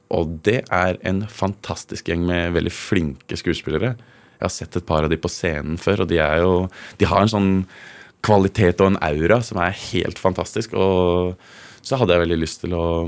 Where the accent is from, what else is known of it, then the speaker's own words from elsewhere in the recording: Kongsberg, Buskerud, Norway; moved away; also born or lived in Hovedøya, Oslo; hjemme i Kongsberg